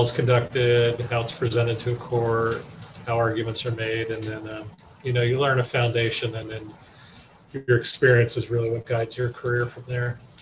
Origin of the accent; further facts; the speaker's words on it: Warren County, New Jersey, United States; I grew up in Warren County and worked in Hunterdon County